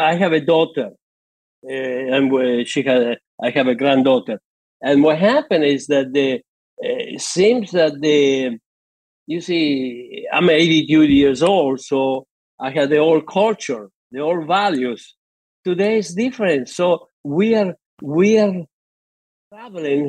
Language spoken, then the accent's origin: English; Argentina; English is a second language; moved away as an adult; also born or lived in Italy; now in United States; I was born in Italy. World War II. My parents went to Argentina in 1949.